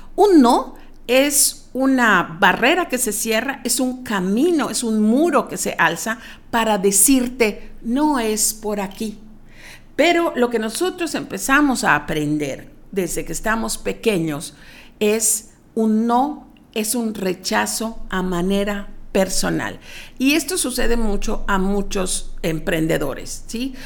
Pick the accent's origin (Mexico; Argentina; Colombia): Mexico; como mexicanos, no estamos educados